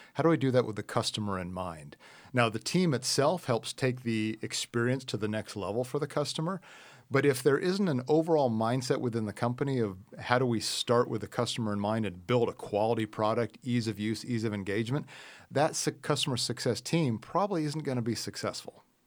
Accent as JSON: {"language": "English", "region": "Midwest", "country": "United States", "tie": "born or raised there", "said": "I grew up in the Midwest"}